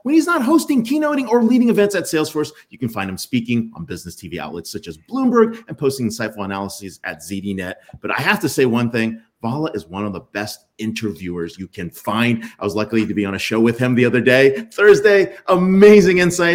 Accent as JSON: {"language": "English", "region": "Pennsylvania", "country": "United States", "said": "I'm from Pennsylvania"}